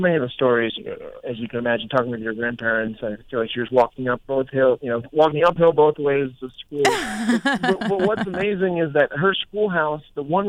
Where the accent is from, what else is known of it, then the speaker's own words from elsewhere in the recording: Gaithersburg, Maryland, United States; I grew up in Quince Orchard.